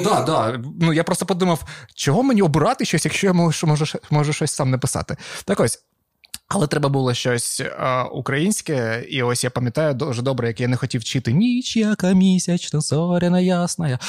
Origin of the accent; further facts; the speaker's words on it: Avdiivka, Donetsk Oblast, Ukraine; first language Russian; Ukrainian is a second language; moved away; Я з Авдіївки, це Донецька область